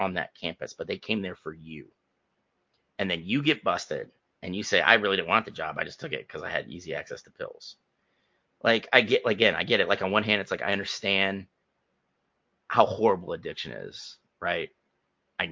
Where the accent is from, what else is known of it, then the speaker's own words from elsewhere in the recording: Northeast Ohio, United States; I am from Northeast Ohio, and also, I'm a vet.